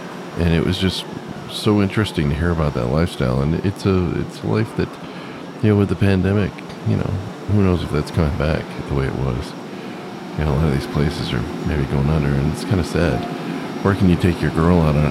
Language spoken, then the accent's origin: English; Southern California, United States; I grew up in Southern California